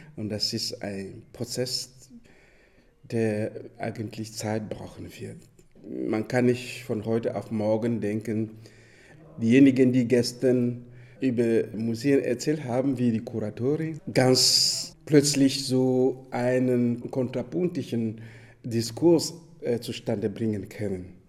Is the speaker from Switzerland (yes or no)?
no; Dschang, West, Cameroon; German is a second language; gerade die Gegend, wo ich herkomme, heißt Chang